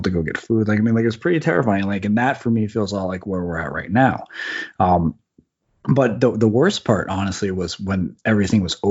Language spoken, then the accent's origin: English; New Jersey, United States; I grew up in New Jersey across the bay from the south tip of Manhattan where the World Trade Center